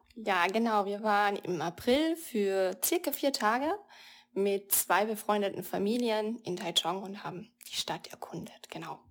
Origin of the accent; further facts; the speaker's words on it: Austria; als, als Europäer, als Österreicherin